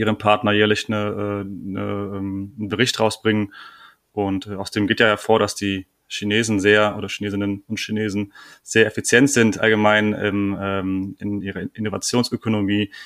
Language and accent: German; Germany; bei uns in Deutschland